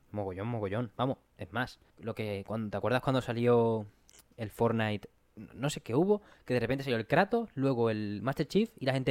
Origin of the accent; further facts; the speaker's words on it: Spain; No, pero menos mal que somos españoles. bueno, no españoles en sí, sino eh, habladores, hablantes nativos de otro idioma que no el inglés.